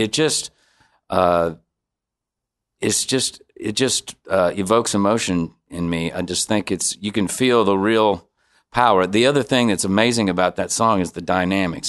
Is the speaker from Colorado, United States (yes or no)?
no; Bowling Green, Missouri, United States; I grew up in Bowling Green, Missouri, so, uh, that's like seventy miles north of Saint Louis